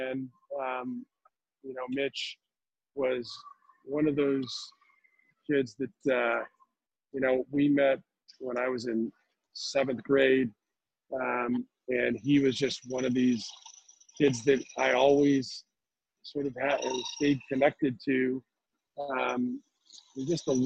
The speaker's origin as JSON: {"language": "English", "town": "Santa Clarita", "region": "California", "country": "United States", "tie": "born or raised there", "said": "a family that I grew up with in Santa Clarita and went to high school and junior high school"}